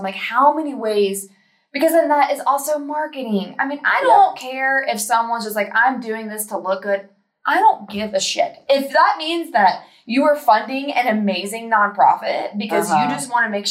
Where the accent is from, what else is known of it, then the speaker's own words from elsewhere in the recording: Southern Ohio, United States; I grew up in that in Southern Ohio